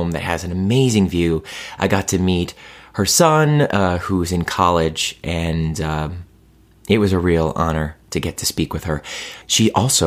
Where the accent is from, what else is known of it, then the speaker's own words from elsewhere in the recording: Cleveland, Ohio, United States; I'm from Cleveland